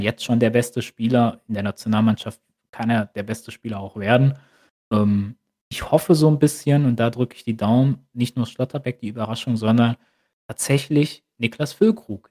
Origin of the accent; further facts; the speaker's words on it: Germany; als Deutscher